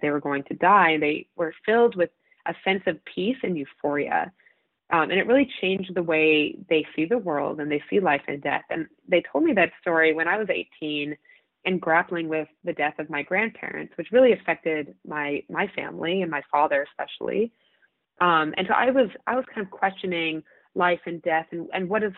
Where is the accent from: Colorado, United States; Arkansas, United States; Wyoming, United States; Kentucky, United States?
Colorado, United States; I grew up in Colorado, huge adventure state.